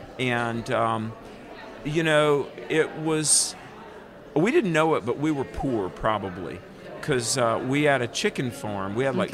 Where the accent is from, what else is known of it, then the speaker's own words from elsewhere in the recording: North Carolina, United States; Grew up in North Carolina, down in the South, you know, and became a Christian when I was in college at 21 years old.